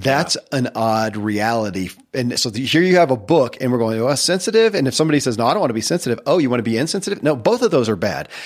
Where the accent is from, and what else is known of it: Kentucky, United States; born or raised there